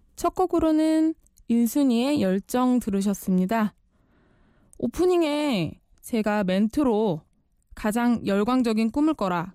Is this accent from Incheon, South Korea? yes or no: no; Chuncheon, Gangwon, South Korea; moved away as an adult; 원래 집이 춘천입니다. 닭갈비로 유명한 강원도 춘천. 아시죠? 대학 시절 때부터 이제 자취를 시작했지만 대부분의 학창 시절을 춘천에서 보냈거든요.